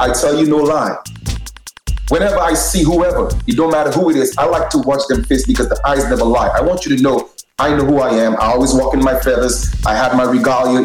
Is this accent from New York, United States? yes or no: yes; New York City, New York, United States; I grew up in Brooklyn